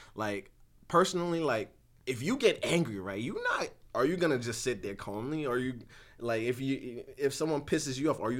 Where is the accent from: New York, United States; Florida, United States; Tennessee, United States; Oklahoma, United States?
New York, United States; New York City; I'm from Brooklyn.